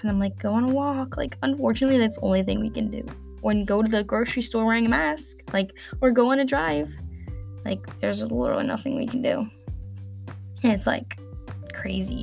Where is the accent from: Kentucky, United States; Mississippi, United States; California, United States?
Kentucky, United States; northern; I'm from Kentucky, in like the northernmost part of Kentucky